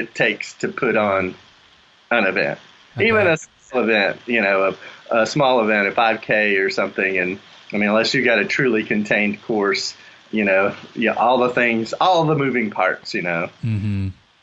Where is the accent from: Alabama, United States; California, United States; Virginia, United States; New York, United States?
Alabama, United States; Mobile; also born or lived in central North Carolina; now in North Carolina, United States; I'm originally from Mobile, Alabama